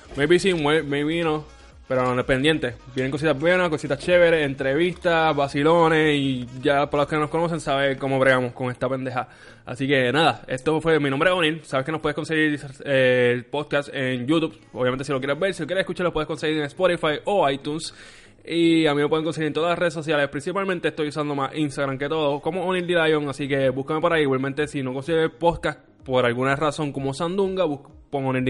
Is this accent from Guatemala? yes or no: no; Puerto Rico